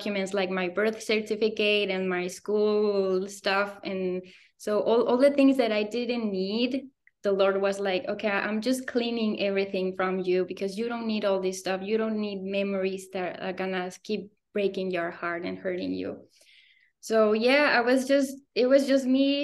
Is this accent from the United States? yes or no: no; Morelia, Michoacán, Mexico; moved away as an adult; also born or lived in Guanajuato / Querétaro; I grew up in Morelia, is my home state in Michoacán.